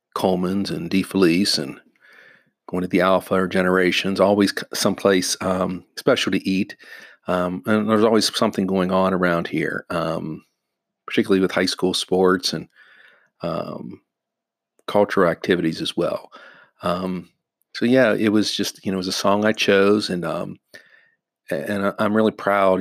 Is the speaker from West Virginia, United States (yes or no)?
yes; Wheeling, West Virginia, United States; also born or lived in North Carolina; I wanted to come back to Wheeling